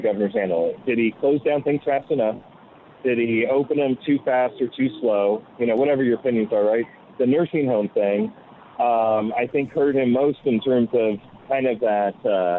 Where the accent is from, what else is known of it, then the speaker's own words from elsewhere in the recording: New York, United States; I'm a New Yorker.